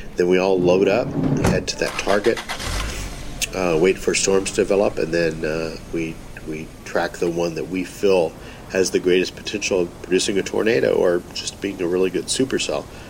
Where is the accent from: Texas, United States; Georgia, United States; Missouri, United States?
Texas, United States; North; growing up in North Texas where we have big storms on a regular basis